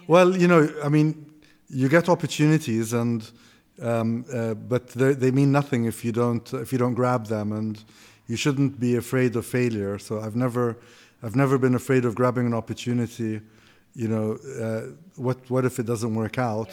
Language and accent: English; Kuwait; moved away as an adult; also born or lived in Austin, Texas / Greece; I grew up in Kuwait